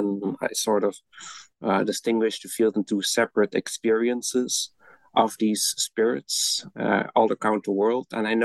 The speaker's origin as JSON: {"language": "English", "country": "Belgium", "moved": "as an adult", "lives_now": "Netherlands"}